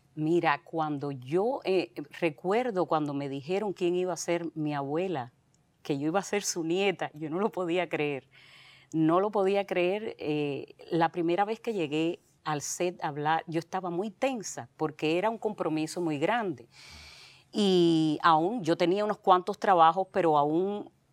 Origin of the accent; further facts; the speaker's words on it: Santa Clara, Villa Clara, Cuba; moved away; yo soy de Santa Clara, eh, sí, en Villa Clara. Soy guajira, a mucha honra.